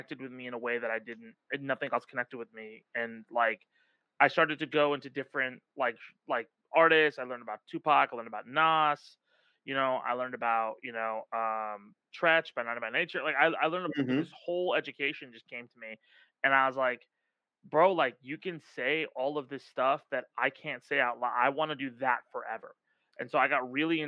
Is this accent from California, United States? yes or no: yes; Irvine, California, United States; also born or lived in North Hollywood, California; when I grew up, I grew up in Irvine